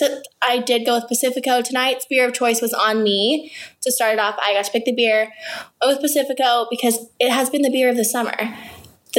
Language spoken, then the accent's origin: English; California, United States; moved away as an adult; also born or lived in Alabama; now in Chicago, United States; I am from California. Went to school in Alabama for 4 years, 5 years actually, got my master's there too. And then I moved to Chicago